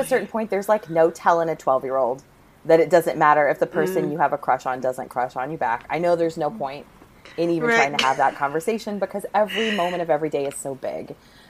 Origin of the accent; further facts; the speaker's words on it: Virginia, United States; I grew up in a in Virginia